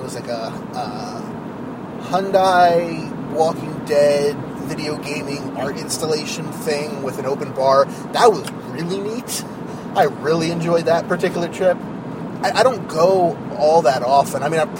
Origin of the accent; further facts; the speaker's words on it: New Jersey, United States; from Jersey.